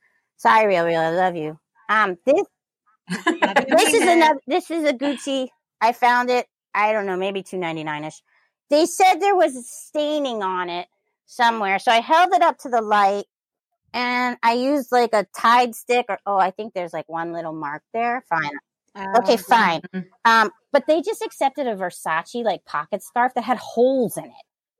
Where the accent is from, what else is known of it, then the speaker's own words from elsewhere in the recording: Tenleytown, District of Columbia, United States; So I grew up in Tenleytown, which is basically Chevy Chase.